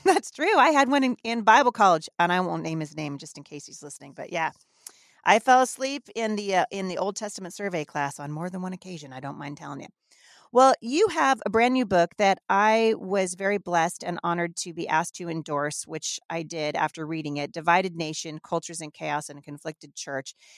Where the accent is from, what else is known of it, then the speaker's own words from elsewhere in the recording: Northern United States, United States; accent: Northern; I'm not from the South, so really, I've been told I just have a Northern accent